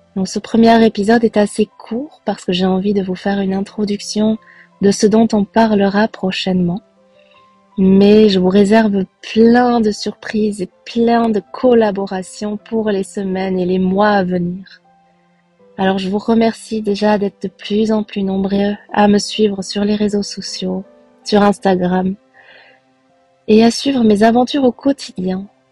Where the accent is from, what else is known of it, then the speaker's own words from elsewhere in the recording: Belgium; also born or lived in Costa Rica; Je suis originaire de Belgique